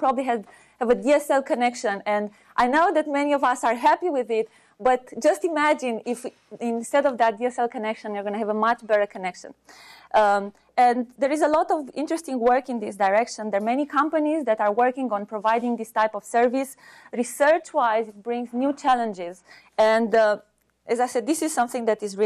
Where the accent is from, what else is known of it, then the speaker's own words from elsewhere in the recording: Romania; now in United States; I'm originally from Romania